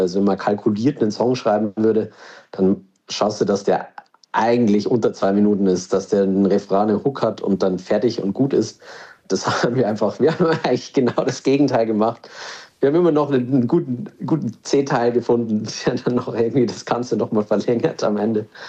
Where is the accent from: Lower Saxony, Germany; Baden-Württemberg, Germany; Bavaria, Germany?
Bavaria, Germany; Regensburg; Ich bin aus Regensburg, da bin ich, bin ich äh, äh auf, geboren